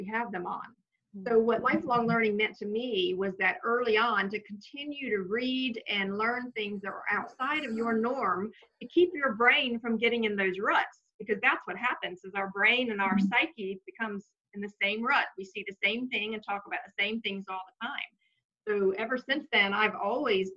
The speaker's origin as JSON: {"language": "English", "region": "the South", "country": "United States", "tie": "born or raised there", "said": "I was raised pretty much in the South"}